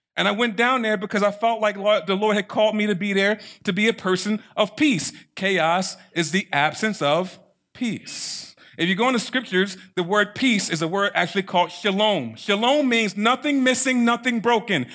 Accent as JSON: {"language": "English", "town": "Baltimore", "region": "Maryland", "country": "United States", "said": "I'm from Baltimore City."}